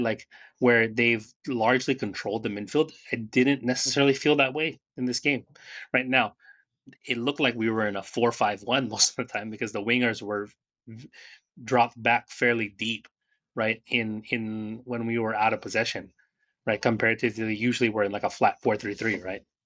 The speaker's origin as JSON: {"language": "English", "region": "Northern California", "country": "United States", "tie": "born or raised there", "said": "where we grew up in Northern California and then moving back down to Southern California"}